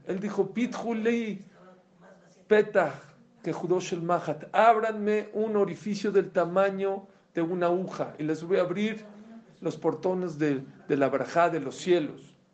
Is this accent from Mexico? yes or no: yes; Mexico; Yo la verdad vengo de México